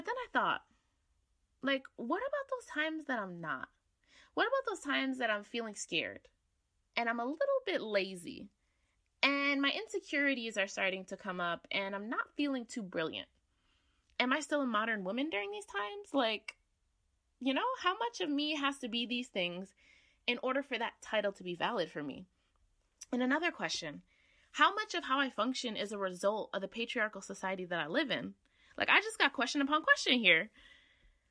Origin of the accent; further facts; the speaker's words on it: Connecticut, United States; I'm from Connecticut.